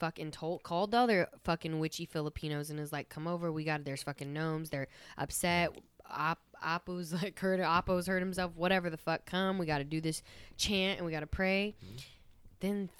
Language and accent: English; United States; I am thankful to be American.